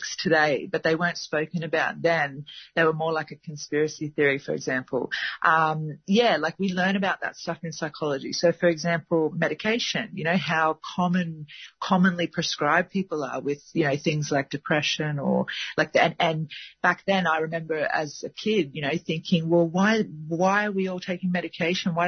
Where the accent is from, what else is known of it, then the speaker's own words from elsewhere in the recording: Gold Coast, Queensland, Australia; moved away; I was born on the Gold Coast